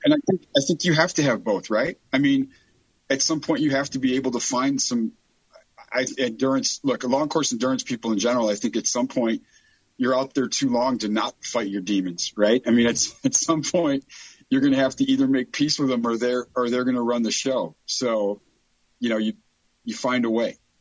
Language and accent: English; Chicago, Illinois, United States; I grew up in Chicago. I'm from the south side of Chicago.